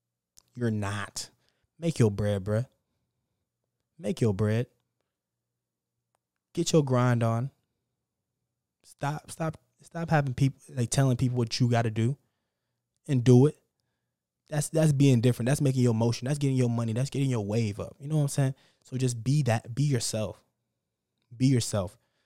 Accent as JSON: {"language": "English", "region": "Texas", "country": "United States", "said": "And now I'm from Texas. We drive fast here."}